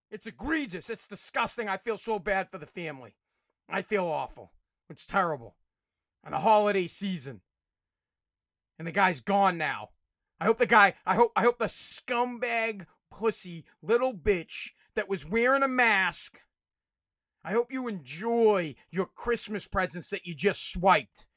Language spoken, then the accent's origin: English; Revere, Massachusetts, United States; I live in Revere, and up, up, up by the street, w, I'm from Revere, Massachusetts